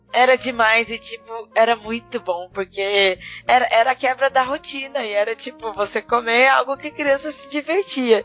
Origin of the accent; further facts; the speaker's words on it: interior of São Paulo, Brazil; No interior a gente toma puro